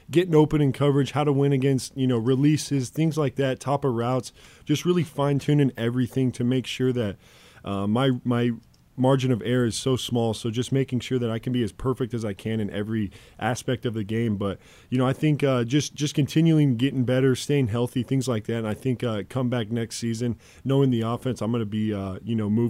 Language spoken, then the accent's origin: English; Fort Morgan, Colorado, United States; moved away; he's a Fort Morgan guy. Went to uh, went to the same high school.